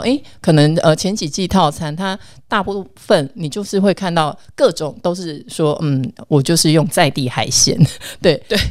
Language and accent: Chinese; Kaohsiung, Taiwan; 我们高雄人真的走路之慢